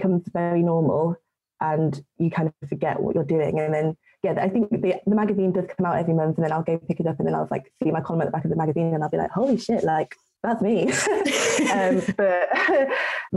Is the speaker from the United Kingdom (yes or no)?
yes; United Kingdom; I'm British